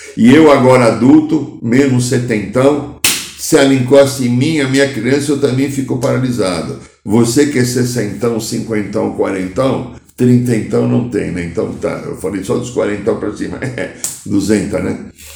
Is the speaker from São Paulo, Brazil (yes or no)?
yes; São Paulo, Brazil; que eu via quando era criança aqui em São Paulo